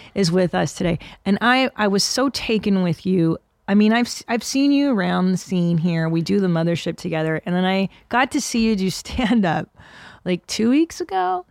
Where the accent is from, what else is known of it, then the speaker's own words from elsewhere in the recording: Windsor, Ontario, Canada; moved away; my parents are Hungarian, and I was born in Windsor, Ontario, across from Detroit